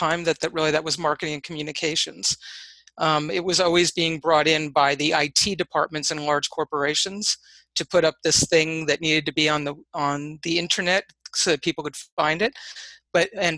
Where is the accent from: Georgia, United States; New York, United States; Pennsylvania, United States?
New York, United States; Hudson Valley; So I grew up in the Hudson Valley, actually not far from where I currently reside.